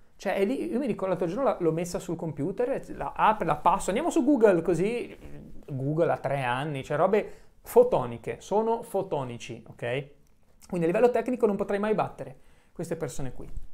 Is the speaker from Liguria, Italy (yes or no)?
yes; Genoa, Liguria, Italy; sono nato a San Pier d'Arena, poi ho vissuto eh, qualche anno in Albaro